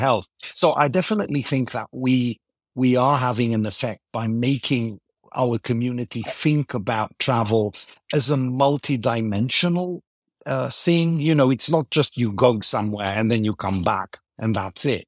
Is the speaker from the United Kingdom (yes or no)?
no; Greece; first language Greek and English; I grew up in Greece, speaking English at home, So Greek and English are, are both native languages.